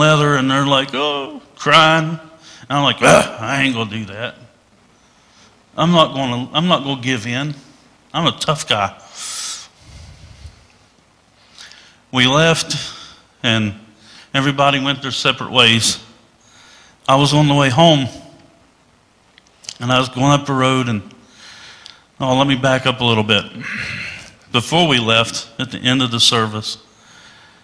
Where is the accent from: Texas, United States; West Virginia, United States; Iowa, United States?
West Virginia, United States; When I was a kid, I was raised in West Virginia